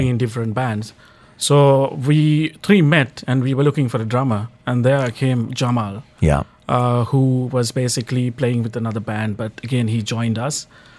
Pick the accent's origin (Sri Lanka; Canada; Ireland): Sri Lanka; moved away; From Sri Lanka.